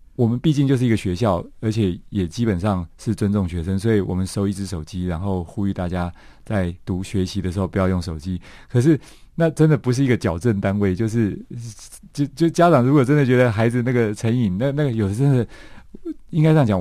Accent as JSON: {"language": "Chinese", "country": "Taiwan", "tie": "born or raised there", "said": "我父亲是一九四九年来台湾的外省人，那我妈妈是 本省人"}